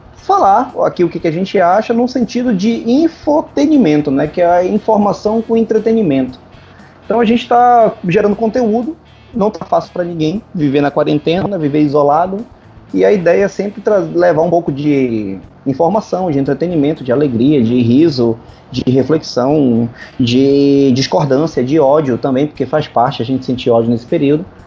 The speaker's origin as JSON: {"language": "Portuguese", "region": "North Region of Brazil", "country": "Brazil", "said": "como nortista"}